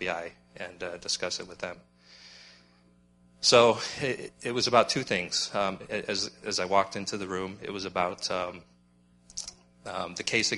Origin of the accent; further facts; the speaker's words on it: Black Hills, South Dakota, United States; moved away; also born or lived in Mitchell, South Dakota; I was born in Mitchell, South Dakota, but actually I grew up in the Black Hills of South Dakota